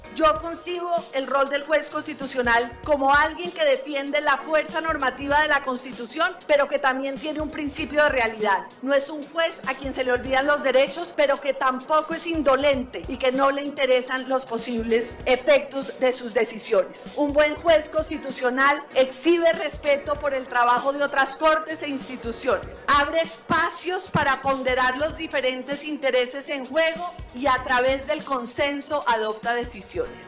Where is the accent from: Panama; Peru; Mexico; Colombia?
Colombia; Bogotá; Yo soy una abogada, eh, nacida en Bogotá, pero de familia caldense y tolimense